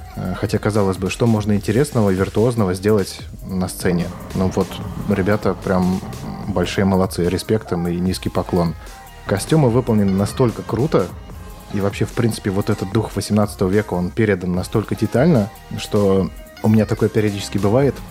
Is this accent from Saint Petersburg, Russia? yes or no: yes; Saint Petersburg, Russia; я являюсь коренным жителем Петербурга